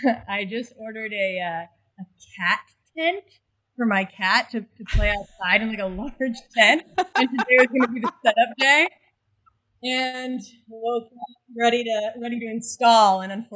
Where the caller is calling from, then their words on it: Brooklyn, New York, United States; I'm beaming in from Brooklyn, New York, where it's a bit of a thunderstorm out right now.